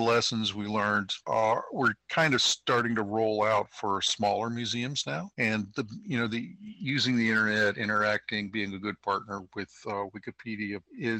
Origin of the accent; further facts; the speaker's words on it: Washington, District of Columbia, United States; my hometown of Washington, D.C.